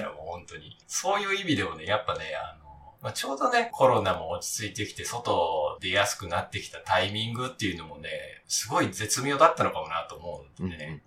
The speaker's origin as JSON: {"language": "Japanese", "town": "Hamamatsu", "region": "Shizuoka", "country": "Japan", "tie": "born or raised there", "said": "私の地元の浜松市"}